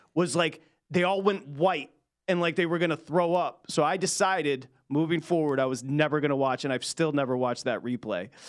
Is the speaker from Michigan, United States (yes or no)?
yes; Michigan, United States; moved away; I was home in Michigan.